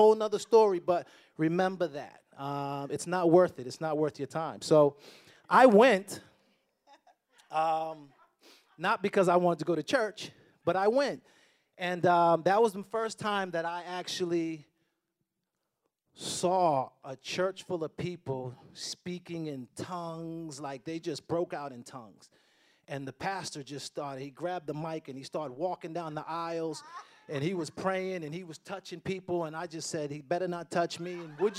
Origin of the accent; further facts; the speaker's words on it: Boston, Massachusetts, United States; I grew up in Boston, you know, kind of a rough neighborhood